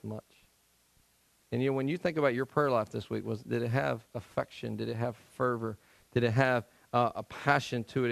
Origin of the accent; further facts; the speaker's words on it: Tennessee, United States; moved away; I'm from Tennessee